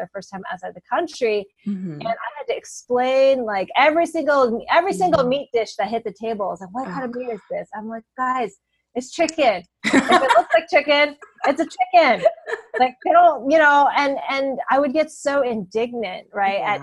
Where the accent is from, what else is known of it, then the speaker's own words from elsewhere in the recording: Bay Area, California, United States; moved away as an adult; also born or lived in North Carolina; growing up in the Bay Area